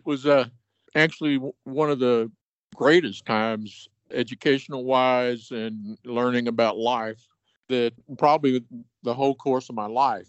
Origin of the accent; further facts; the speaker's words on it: North Richland Hills, Texas, United States; moved away as an adult; now in Southern Colorado, United States; I grew up on Tabor Drive there in North Richland Hills.